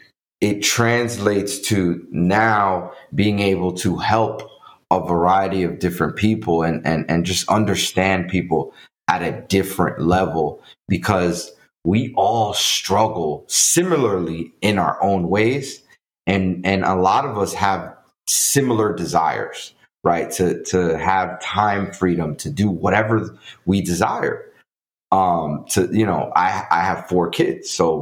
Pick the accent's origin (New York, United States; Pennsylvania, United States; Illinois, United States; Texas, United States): New York, United States; New York City; English is a second language; also born or lived in Dominican Republic; Yeah. So I'm originally from the Dominican Republic. My parents brought me to New York City as a child. And so I grew up in the Bronx, in the jungle of New York City.